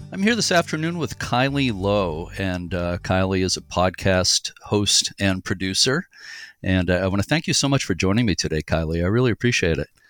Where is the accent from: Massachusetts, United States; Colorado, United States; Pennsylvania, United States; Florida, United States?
Massachusetts, United States; Boston; I grew up in the Boston area